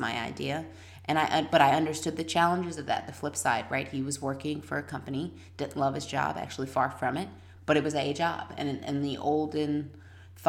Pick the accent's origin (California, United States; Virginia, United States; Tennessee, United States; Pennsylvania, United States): Virginia, United States; moved away; also born or lived in New Orleans, Louisiana / Canada; I grew up in Virginia